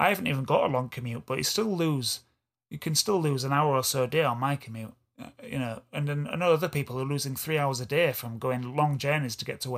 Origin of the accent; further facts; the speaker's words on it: Yorkshire and the Humber, United Kingdom; accent: East Yorkshire; East Yorkshire guy from Hull and Beverley. My accent.